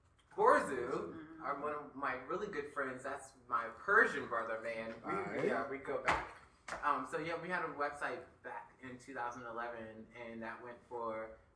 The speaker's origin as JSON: {"language": "English", "town": "Stafford", "region": "Virginia", "country": "United States", "moved": "as an adult", "lives_now": "Washington, D.C., United States", "said": "I'm from Stafford, Virginia."}